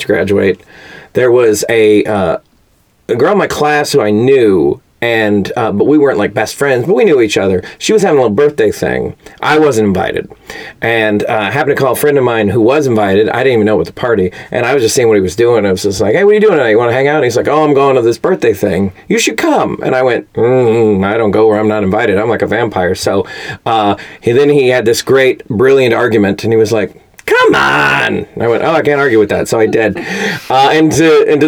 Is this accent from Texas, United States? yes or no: yes; Fort Worth, Texas, United States; moved away as an adult; also born or lived in Chicago; now in Los Angeles, United States; I am from Fort Worth, Texas. Born and raised.